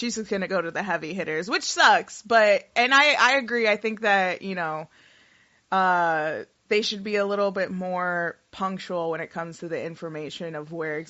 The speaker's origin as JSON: {"language": "English", "region": "New York", "country": "United States", "said": "I'm from New York."}